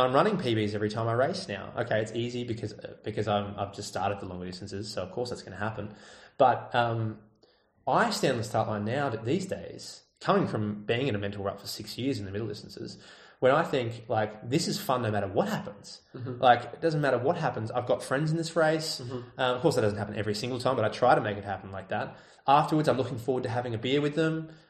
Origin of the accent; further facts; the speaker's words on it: Australia; I'm Australian